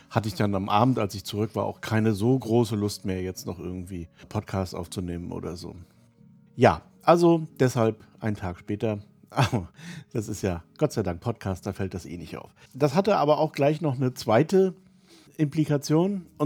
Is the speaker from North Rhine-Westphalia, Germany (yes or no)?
no; Rostock, Mecklenburg-Vorpommern, Germany; also born or lived in Bavaria; also zum Beispiel in Rostock, wo ich herkomme, ist eine völlig andere als die in, in Passau oder so.